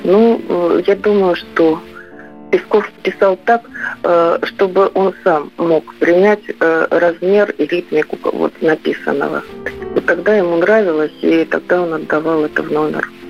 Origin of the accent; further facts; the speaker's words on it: Voronezh, Voronezh Oblast, Russia; Я хоть и коренная уроженка Воронежа